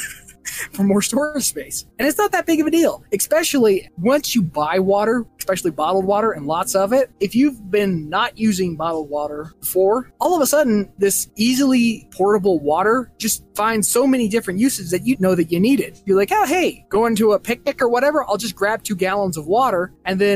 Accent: Texas, United States; I'm from Texas, and it's hot there

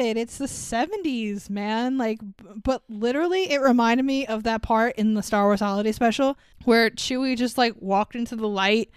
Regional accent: New York, United States; as a New Yorker

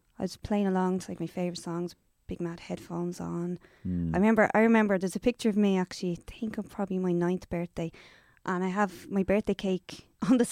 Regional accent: Dublin, Leinster, Ireland; From Clondalkin.

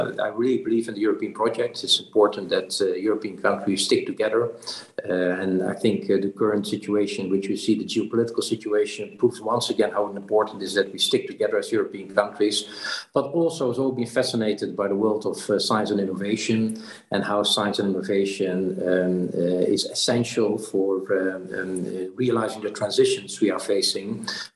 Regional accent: Netherlands; also born or lived in Brussels; went back to the Netherlands, my home country

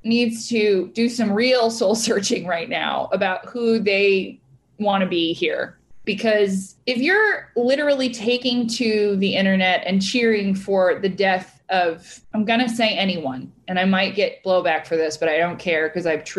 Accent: United States; I'm an American

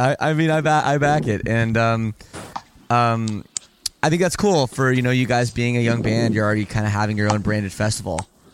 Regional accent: Toronto, Ontario, Canada; I'm from Toronto.

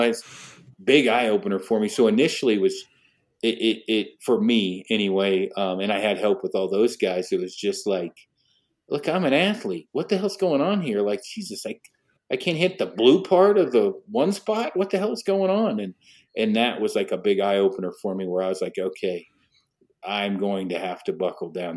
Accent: Detroit Lake, Oregon, United States; I was raised in Detroit Lake, Oregon

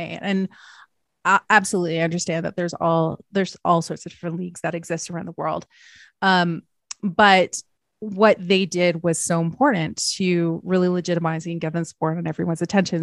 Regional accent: Canada; I'm Canadian

